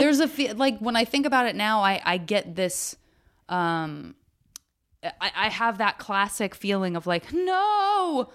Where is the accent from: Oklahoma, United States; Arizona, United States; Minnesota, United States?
Arizona, United States; moved away; I'm from Arizona